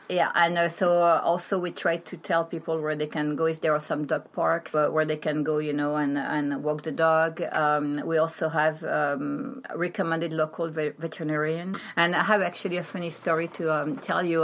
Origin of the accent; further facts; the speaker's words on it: Paris, Île-de-France, France; also born or lived in Brittany; I'm from France. Um, born and raised in Paris.